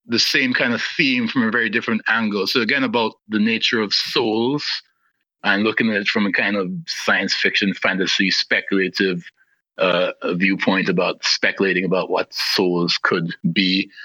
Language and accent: English; Guyana; also born or lived in London, United Kingdom; I was born in London in 1972 and left in 1977 to move to Guyana with my family at the age of 6